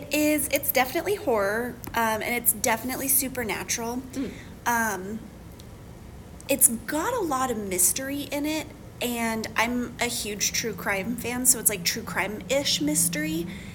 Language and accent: English; Santa Fe and Albuquerque, New Mexico, United States; I'm from New Mexico. So I grew up in Santa Fe and Albuquerque, and I've been to Pecos many times.